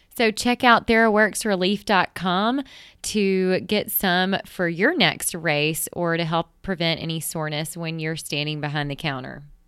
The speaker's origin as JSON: {"language": "English", "region": "Mississippi", "country": "United States", "tie": "born or raised there", "said": "my hometown in Mississippi"}